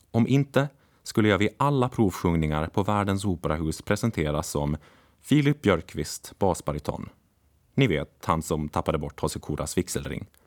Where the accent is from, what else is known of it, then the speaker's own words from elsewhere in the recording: Åland, Finland; Martin, som inte har samma nostalgiska känsla för sin hembygd Bromma som jag har för Åland, kan göra sig lustig över det. Men kanske är det bara något vi ålänningar kan förstå.